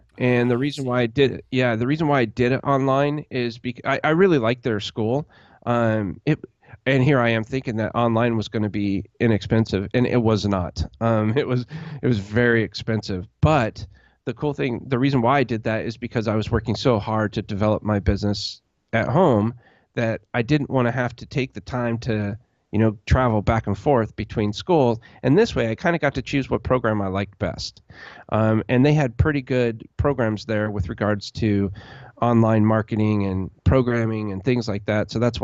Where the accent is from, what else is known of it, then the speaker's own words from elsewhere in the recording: Alaska, United States; also born or lived in Colorado / California / Las Vegas; because I grew up on the West Coast, literally in Alaska. Then I moved to Colorado, then to California, Southern California, and then to Las Vegas. So my whole life has been on the West Coast.